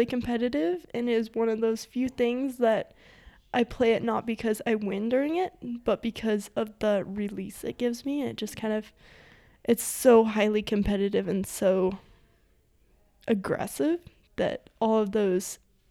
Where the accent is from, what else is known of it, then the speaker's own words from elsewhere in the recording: Forest Grove, Montana, United States; I grew up in Forest Grove, Montana, which I love to say is a real-life ghost town.